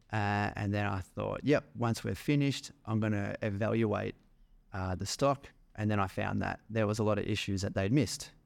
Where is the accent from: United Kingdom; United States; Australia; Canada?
Australia; Melbourne, Victoria; moved away as an adult; also born or lived in Manly; I was from the outer eastern suburbs of Melbourne, little suburb called Eastmont.